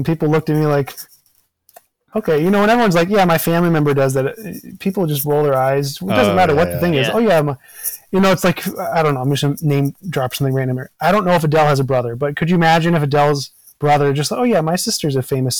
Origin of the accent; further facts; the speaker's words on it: Maryland, United States; also born or lived in Virginia; now in Wisconsin, United States; I've lived in 10 states and I grew up in Maryland and Virginia.